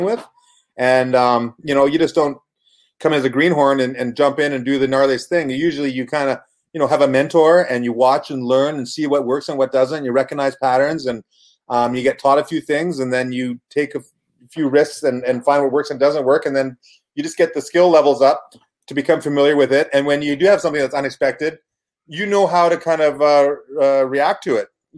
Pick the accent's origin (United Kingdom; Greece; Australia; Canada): Canada; Kamloops, British Columbia; moved away as an adult; also born or lived in Vancouver / Houston, Texas; I was born in Vancouver, raised in Kamloops with a few small stops in like Adams Lake in the middle of BC